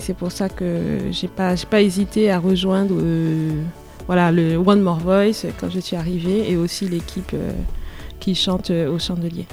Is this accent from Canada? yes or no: no; Haiti; moved away as an adult; now in Grenoble, France; je suis de Haïti. Je suis arrivée en France en 2010